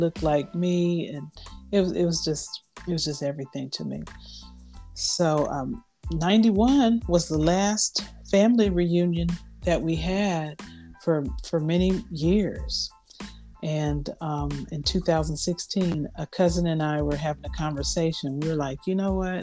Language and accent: English; California, United States; I grew up in California, and most of my family were in Missouri and beyond